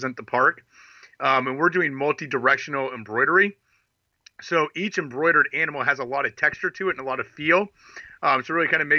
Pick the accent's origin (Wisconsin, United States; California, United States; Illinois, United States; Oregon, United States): Oregon, United States; Portland; I'm from Portland, Oregon